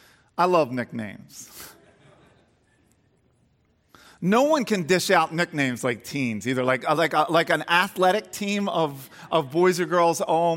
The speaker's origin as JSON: {"language": "English", "town": "Garnet Valley", "region": "Pennsylvania", "country": "United States", "tie": "born or raised there", "said": "I grew up near Garnet Valley, and my closest friend was Kurt Twiddell."}